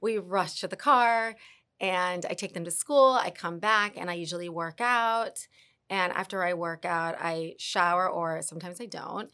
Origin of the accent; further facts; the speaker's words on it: Dallas, Texas, United States; also born or lived in New York / Argentina / Colombia; now in Miami, United States; I'm from Dallas.